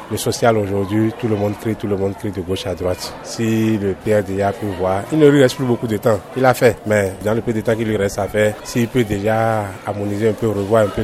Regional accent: Benin; En tant que béninois, tout d'abord, je dirais bonne fête à tout, tout chacun.

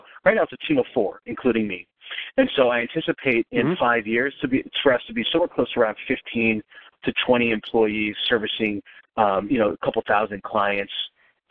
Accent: Wisconsin, United States

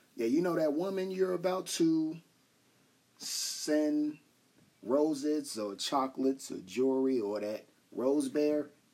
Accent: Chicago, Illinois, United States; I'm dude from Chicago

